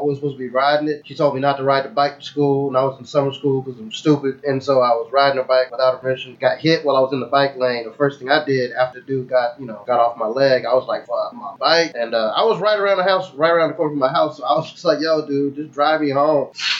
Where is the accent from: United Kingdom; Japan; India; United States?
United States; the South; accent: Southern; I'm from the south. My southern accent is gutter as fuck.